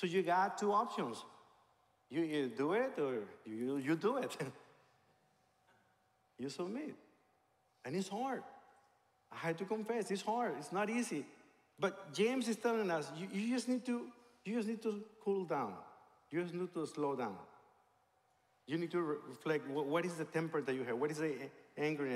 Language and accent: English; Mexico; moved away; I became a believer in a Christian church in my hometown in Mexico